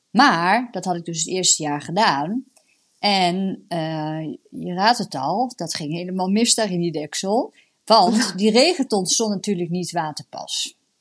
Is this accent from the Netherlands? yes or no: yes; the east of the Netherlands, Netherlands; ik kom uit het oosten